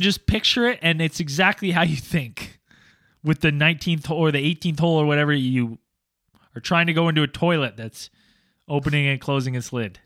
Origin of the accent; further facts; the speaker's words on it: Canada; I'm Canadian.